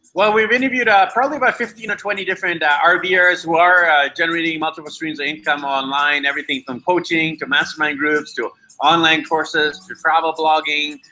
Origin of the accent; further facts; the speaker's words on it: British Columbia, Canada; now in Ecuador; I'm actually from British Columbia, but currently in beautiful Ecuador